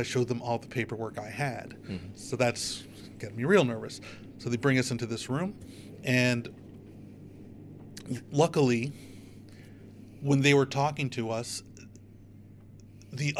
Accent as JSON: {"language": "English", "country": "United States", "said": "I'm an American"}